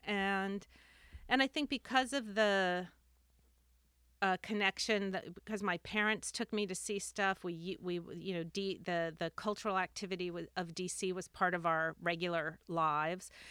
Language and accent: English; Washington, District of Columbia, United States; also born or lived in Bethesda, Maryland / Cork, Ireland; I grew up in Washington, D C, and, um, and then in the, in a suburb of, of D C, Bethesda, Maryland